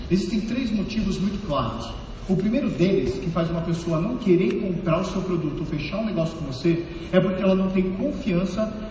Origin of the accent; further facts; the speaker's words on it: São Paulo, Brazil; born there; nasci em São Paulo e desde então, eu venho desde 2012 trabalhando dentro desse mercado